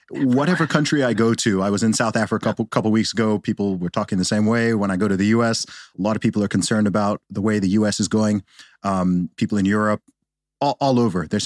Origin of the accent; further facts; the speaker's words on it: Saudi Arabia; That's, uh, echoes a little bit my growing up in Saudi Arabia.